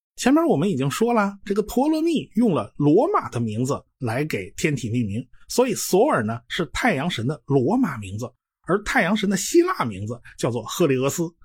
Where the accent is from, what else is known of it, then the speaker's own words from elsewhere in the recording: China; 我们中国人呐，就直接管它们叫金木水火土了